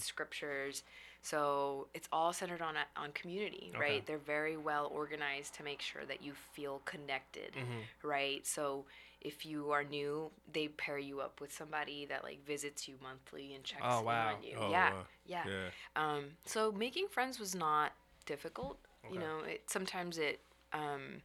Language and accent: English; Salt Lake City, Utah, United States; also born or lived in Bay Area, California; now in Seattle, United States; I actually grew up in Utah